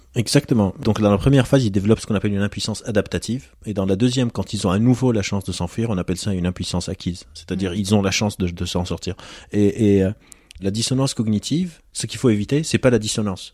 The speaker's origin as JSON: {"language": "French", "country": "Lebanon", "said": "je suis d'origine libanaise, je suis libanais"}